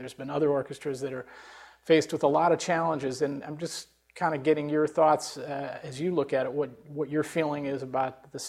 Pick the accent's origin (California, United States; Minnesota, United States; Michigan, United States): California, United States; San Jose; my hometown, San Jose